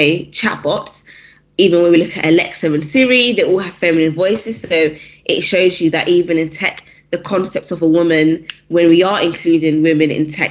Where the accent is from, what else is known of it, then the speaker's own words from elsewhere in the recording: London, United Kingdom; Where I'm from, so I grew up in South London.